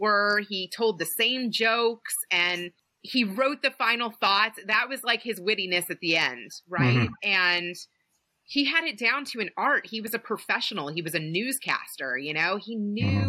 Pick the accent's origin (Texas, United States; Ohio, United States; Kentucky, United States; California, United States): Kentucky, United States; I'm from Kentucky.